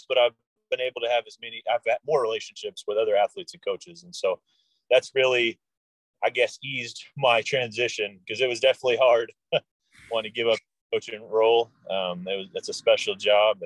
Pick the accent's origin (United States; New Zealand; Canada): United States; Tulsa, Oklahoma; originally from Oklahoma, was born in Tulsa